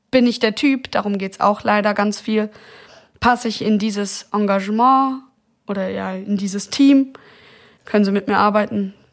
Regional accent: Romania; born there; Also ich bin 1992 geboren in Rumänien und meine leibliche Mutter war eine umgangssprachlich Zigeunerin, so eine Roma-Zigeunerin

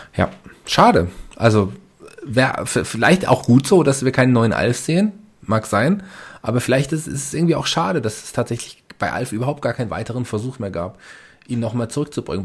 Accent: Germany; bei uns in Deutschland

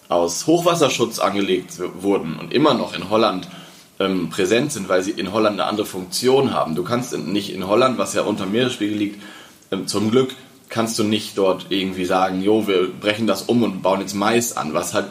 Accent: Lower Saxony, Germany; ich komme ja aus Niedersachsen und ähm, wir hatten tatsächlich, ich erinnere mich in meiner Kindheit, dass auf den Wiesen Kiebitze waren

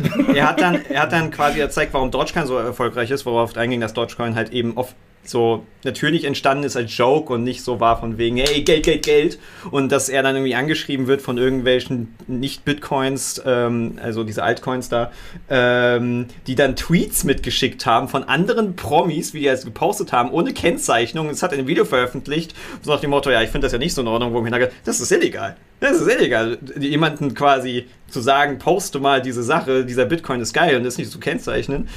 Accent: Berlin, Germany; als Berliner

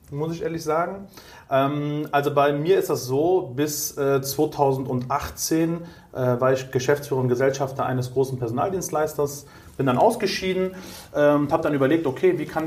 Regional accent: Cologne, North Rhine-Westphalia, Germany; Ähm, ich bin gerade 37 geworden, komme aus Köln, ja. bin auch gebürtiger Kölner mit italienischen Wurzeln.

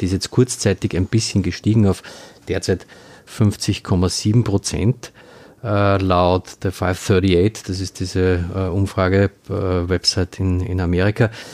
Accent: Austria; als äh, Österreicher oder als halbwegs Politik interessierter Österreicher

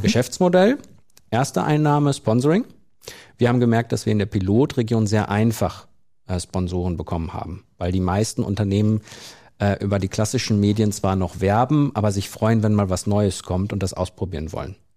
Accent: Soest district, North Rhine-Westphalia, Germany; im Kreis Soest, meiner Heimat

